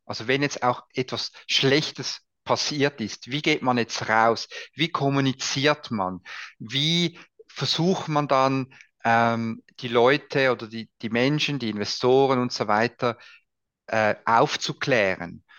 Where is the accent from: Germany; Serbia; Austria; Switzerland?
Switzerland; bei uns in der Schweiz